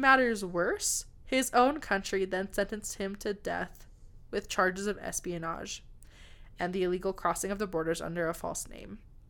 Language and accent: English; United States; I'm American.